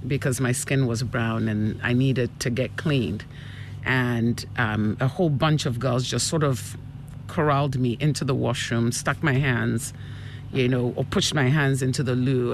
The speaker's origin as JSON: {"language": "English", "town": "Accra", "region": "Greater Accra", "country": "Ghana", "tie": "born or raised there", "also_born_or_lived": "United Kingdom / Canada / Enyan, Eastern Region / Asamankese", "moved": "as an adult", "said": "I was born in Ghana. I grew up here uh, till I was about six years old, and my father got an appointment in the UK, mm. and uh, the family moved to join him for a couple of years, and uh, and then he decided he would rather we grew up in Ghana."}